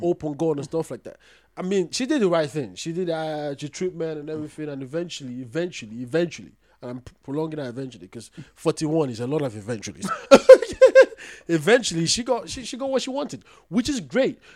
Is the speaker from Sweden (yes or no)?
no; Ghana; as a Ghanaian African woman